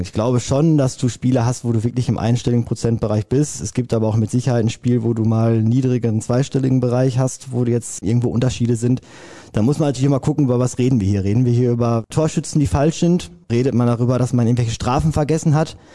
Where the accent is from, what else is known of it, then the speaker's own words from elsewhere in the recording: Hamm, North Rhine-Westphalia, Germany; mein Heimatverein ist der ASV Westfalen. Ich komme aus Hamm.